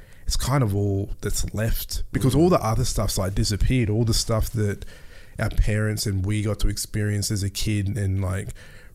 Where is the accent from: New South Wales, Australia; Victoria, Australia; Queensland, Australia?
Queensland, Australia; Mackay; also born or lived in Melbourne; I grew up in North Queensland too, in Mackay.